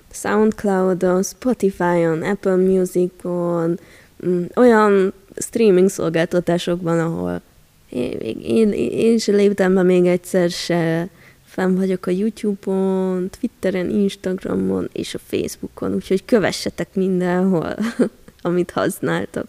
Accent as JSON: {"language": "Hungarian", "country": "Hungary", "said": "magyar vagyok"}